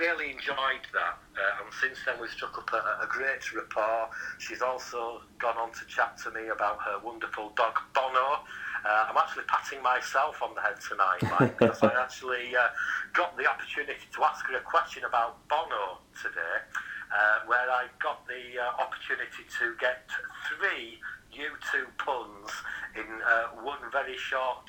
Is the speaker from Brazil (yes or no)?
no; Yorkshire and the Humber, United Kingdom; accent: Yorkshire; my Yorkshire accent